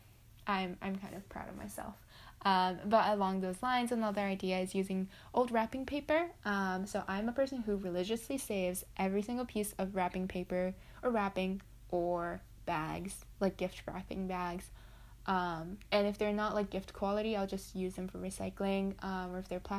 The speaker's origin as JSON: {"language": "English", "country": "Japan", "said": "I'm just from Japan"}